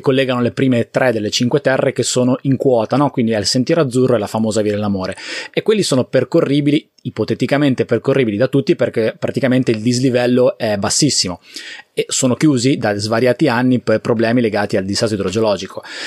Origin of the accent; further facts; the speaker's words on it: Liguria, Italy; io sono Ligure e la Liguria è un territorio abbastanza fragile